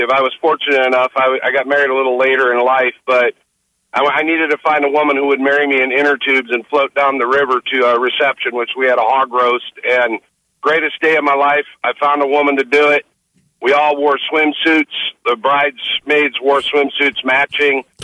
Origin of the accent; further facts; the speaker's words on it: Decorah, Iowa, United States; No, it was uh, Northeast Iowa. I'm from Decorah, Iowa.